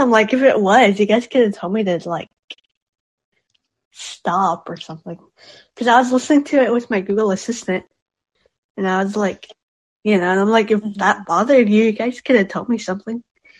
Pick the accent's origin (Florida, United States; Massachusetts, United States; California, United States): California, United States